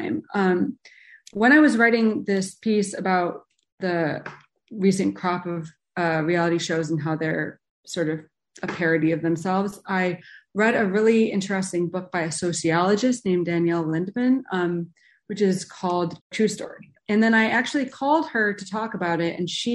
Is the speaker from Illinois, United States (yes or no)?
yes; Chicago, Illinois, United States; I grew up in Chicago.